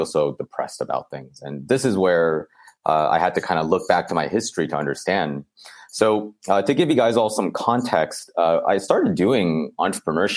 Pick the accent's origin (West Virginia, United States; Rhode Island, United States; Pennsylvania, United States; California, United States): California, United States; Bay Area; growing up in the Bay Area